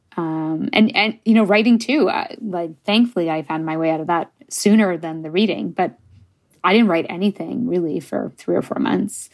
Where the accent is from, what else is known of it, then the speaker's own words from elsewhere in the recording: Canada; first language English; I'm Canadian